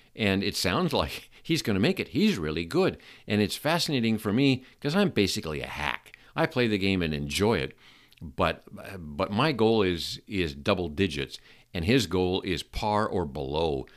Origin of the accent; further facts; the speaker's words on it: Seattle, Washington, United States; I grew up in Seattle